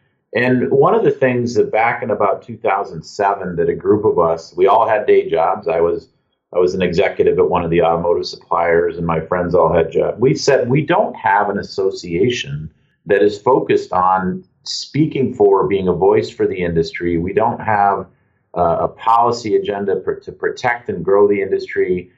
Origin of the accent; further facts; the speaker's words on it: Lake Superior, Northern Michigan, United States; also born or lived in Munich, Germany; I grew up on Lake Superior in the northern part of the state.